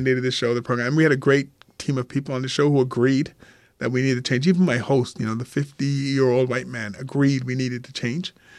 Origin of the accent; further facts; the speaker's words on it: Montreal, Quebec, Canada; I grew up in Montreal